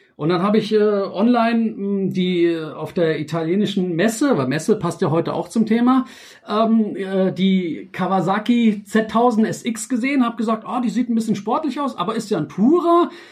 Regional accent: Frankfurt, Hesse, Germany; ich bin ja in Frankfurt und geboren und aufgewachsen

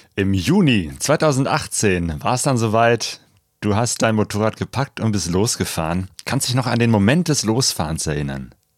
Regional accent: Germany; typisch deutsche Geschichte

